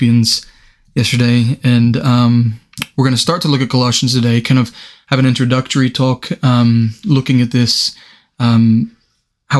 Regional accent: United States; moved away as an adult; now in United Kingdom; being American

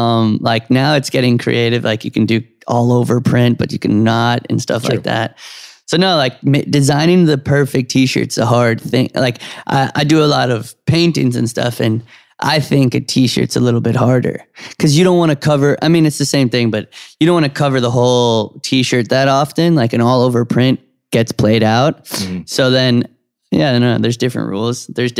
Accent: New York City, New York, United States; And I grew up on Canal Street.

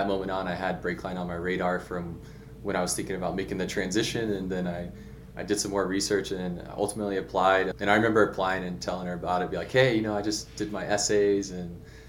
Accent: Houston, Texas, United States; moved away as an adult; also born or lived in Colorado Springs / Biloxi / Washington; I grew up in Houston, Texas, kind of in the suburbs.

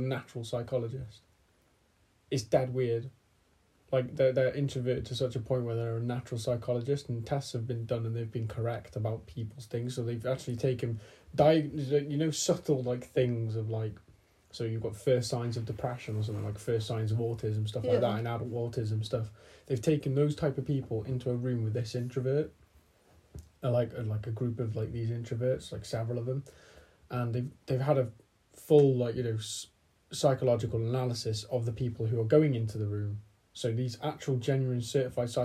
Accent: Welsh, Wales, United Kingdom; My personality consists of being Welsh

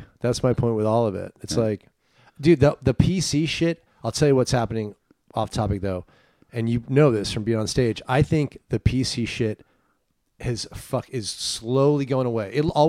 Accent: Los Gatos, California, United States; also born or lived in San Francisco; I'm from the Bay Area.

